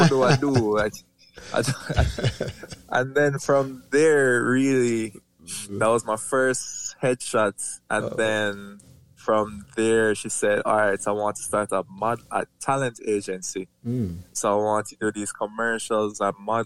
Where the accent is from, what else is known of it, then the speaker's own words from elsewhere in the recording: Kingston, Jamaica; I was born in St. Joseph Hospital, Kingston, Jamaica.